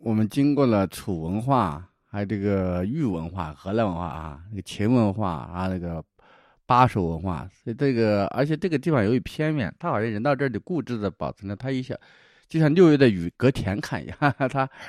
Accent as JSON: {"language": "Chinese", "region": "Shaanxi", "country": "China", "said": "因为我们家挨着湖北呀。"}